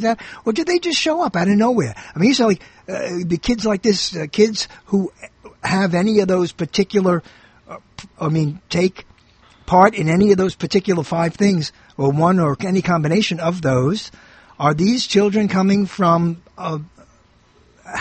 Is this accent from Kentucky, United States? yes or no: no; New York City, New York, United States; when I was a kid growing up in Brooklyn